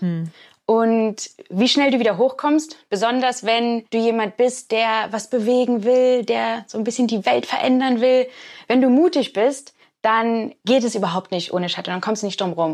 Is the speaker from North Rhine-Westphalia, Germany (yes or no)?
no; Hamburg, Germany; now in Oxford, United Kingdom; weil ich ja in Hamburg groß geworden bin